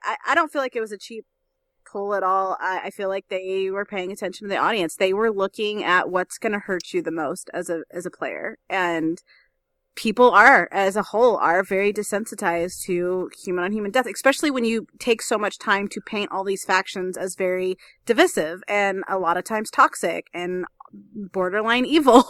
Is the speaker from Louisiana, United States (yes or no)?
yes; New Orleans, Louisiana, United States; I grew up homeless in New Orleans